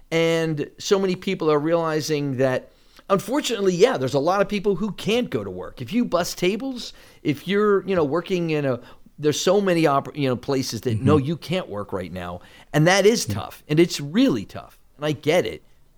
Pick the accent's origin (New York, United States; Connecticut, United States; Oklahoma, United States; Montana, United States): New York, United States; It's like I'm a New Yorker. I miss just seeing people who sneer at me.